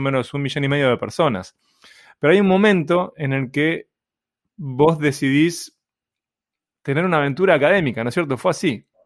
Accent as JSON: {"language": "Spanish", "country": "Uruguay", "said": "como un uruguayo que no soy nacionalista"}